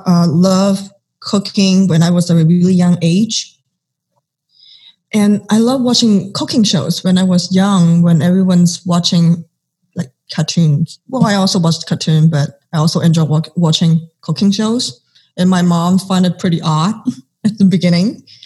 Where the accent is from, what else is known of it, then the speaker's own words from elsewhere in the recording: Arcadia, California, United States; also born or lived in Los Angeles; So and I grew up with eating different parts of Asian cuisines. So growing up in Acadia and growing up in LA. And also I mean, just grew up in Cantonese family, we always enjoyed tea with our meal.